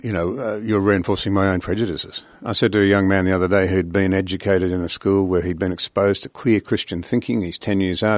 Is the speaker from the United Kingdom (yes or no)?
no; Australia; I as an Australian